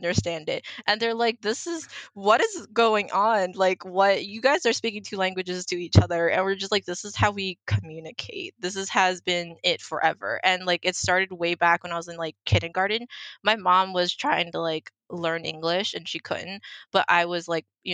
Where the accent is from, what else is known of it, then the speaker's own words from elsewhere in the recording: United States; first language Mandarin; English is a second language; also born or lived in Philadelphia; all my schooling was done in the US